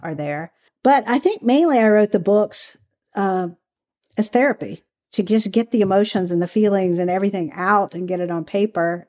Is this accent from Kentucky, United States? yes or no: yes; Kentucky, United States; moved away; also born or lived in California; I grew up in Kentucky, so where I grew up, we didn't really have the whole activism community.